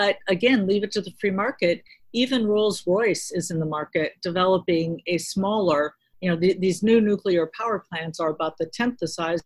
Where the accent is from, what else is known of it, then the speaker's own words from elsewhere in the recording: north of Chicago, Illinois, United States; I grew up in Illinois, north of Chicago.